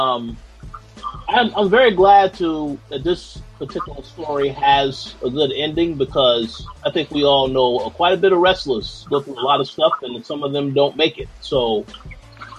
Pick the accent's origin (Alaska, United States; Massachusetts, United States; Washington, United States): Massachusetts, United States; Boston; I am from Boston, Massachusetts